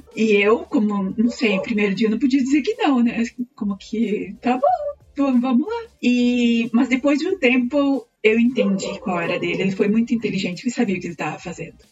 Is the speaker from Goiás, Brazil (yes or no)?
no; Planalto, Rio Grande do Sul, Brazil; moved away as an adult; also born or lived in Chapecó / Caxias do Sul / Porto Alegre; now in Chile; eu sou gaúcha, é, eu sou de uma cidade bem pequenininha do interior do, do Rio Grande do Sul, se chama Planalto. Bom, eu saí muito cedo de Planalto